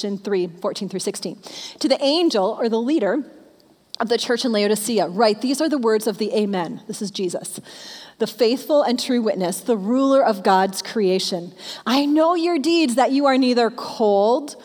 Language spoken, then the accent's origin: English; Michigan, United States; I'm a Michigan girl. I grew up in Michigan